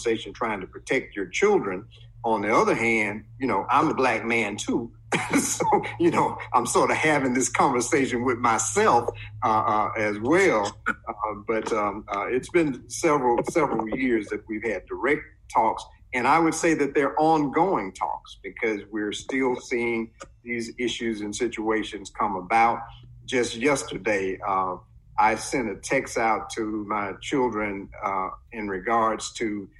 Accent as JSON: {"language": "English", "town": "Cleveland", "region": "Mississippi", "country": "United States", "tie": "born or raised there", "said": "growing up in Cleveland, Mississippi, in the early, you know, late 60s, early 70s"}